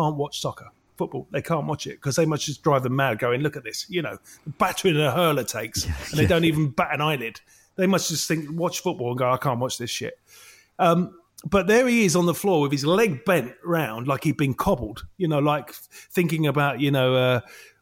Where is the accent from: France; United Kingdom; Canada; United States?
United Kingdom; London; I'm from London. I talk like this because I'm from London.